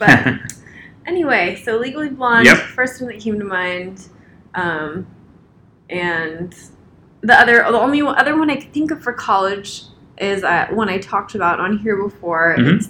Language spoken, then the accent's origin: English; West Coast, United States; I'm from the West Coast